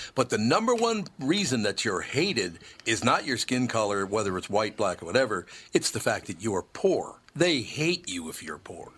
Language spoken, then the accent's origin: English; Minneapolis, Minnesota, United States; As a little boy, growing up in North Minneapolis, we moved to North Minneapolis when I was five years old